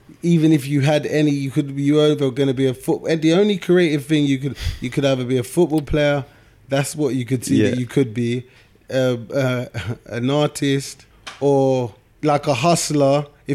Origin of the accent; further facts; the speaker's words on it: Nigeria; you can't be a doctor, a lawyer, or an accountant because I'm Nigerian.